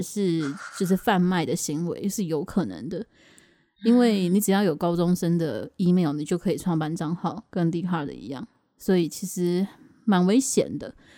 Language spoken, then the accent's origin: Chinese; Taoyuan, Taiwan; also born or lived in Taipei; 当时是我家要从台北搬到桃园的过渡期